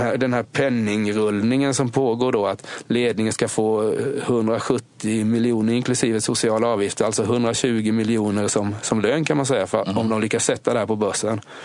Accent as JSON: {"language": "Swedish", "country": "Sweden", "said": "Jag är från Småland"}